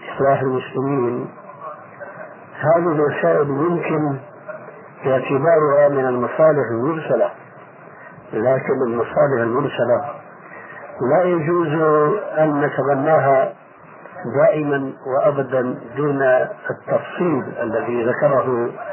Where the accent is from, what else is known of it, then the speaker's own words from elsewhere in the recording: Syria; عندنا في سوريا